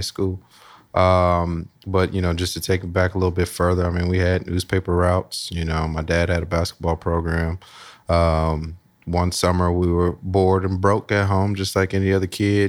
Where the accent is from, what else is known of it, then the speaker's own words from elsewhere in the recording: Columbus, Ohio, United States; grew up Southside, Columbus, uh, Lockbourne, Smith area. Went to Marion Franklin High School